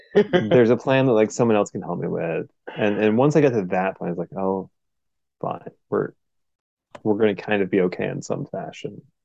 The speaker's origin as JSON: {"language": "English", "town": "Portland", "region": "Oregon", "country": "United States", "said": "I'm from Portland, Oregon"}